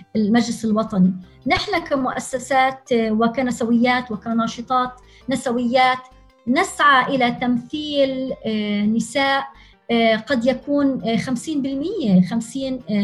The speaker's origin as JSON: {"language": "Arabic", "country": "Palestine", "said": "نحن كفلسطينيين وفلسطينيات"}